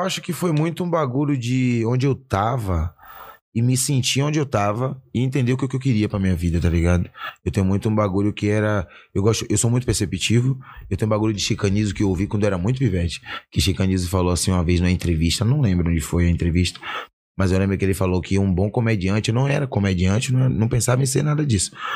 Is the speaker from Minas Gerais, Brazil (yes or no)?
no; Salvador, Bahia, Brazil; moved away as an adult; now in São Paulo, Brazil; nasci em Salvador, Salvador, Bahia. No bairro do Velho de Brotas, né? Minha quebrada